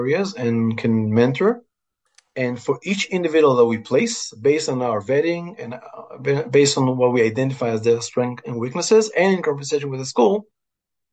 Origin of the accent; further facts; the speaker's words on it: Israel; moved away as an adult; also born or lived in Houston, Texas; I grew up in Israel